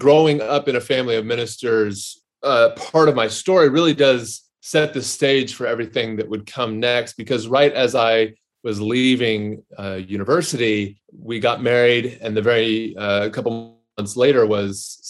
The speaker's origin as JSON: {"language": "English", "region": "Texas", "country": "United States", "tie": "born or raised there", "also_born_or_lived": "California / Denver", "said": "Grew up in, I was born in California, grew up between Denver and then Texas."}